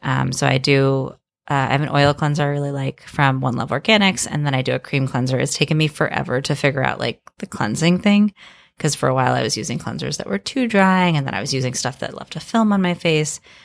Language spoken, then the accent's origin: English; Miami, Florida, United States; I grew up in Miami